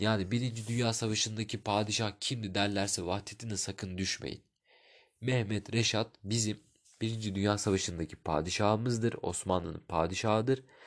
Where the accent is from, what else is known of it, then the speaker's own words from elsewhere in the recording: Turkey; ben Türk'üm